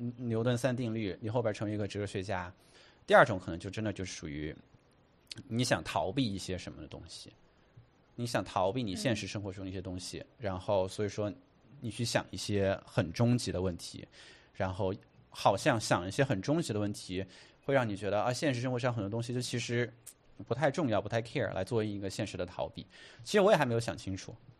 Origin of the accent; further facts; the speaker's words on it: Chengdu, Sichuan, China; moved away as an adult; now in New York, United States; 我在成都长大，然后青山离那个很近